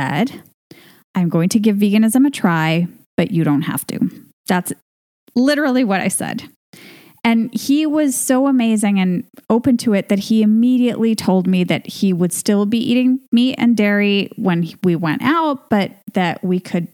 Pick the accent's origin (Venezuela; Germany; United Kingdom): Venezuela; moved away as an adult; now in Spain; We're both from Venezuela. That's our home country.